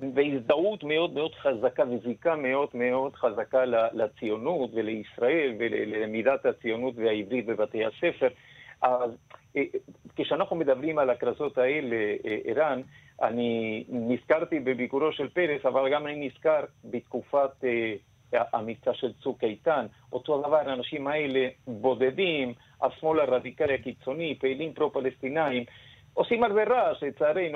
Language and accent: Hebrew; Argentina; now in Israel; אני במקור ארגנטינאי